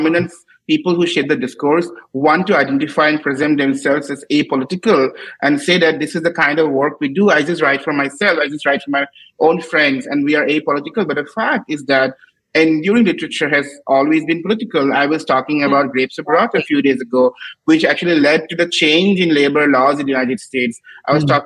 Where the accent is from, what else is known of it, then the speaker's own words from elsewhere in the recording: Assam, India; all the people I admired growing up in Assam